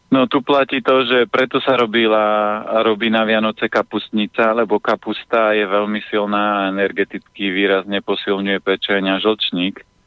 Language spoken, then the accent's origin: Slovak; Orava, Žilina Region, Slovakia; ja pochádzam z Oravy, z piatich detí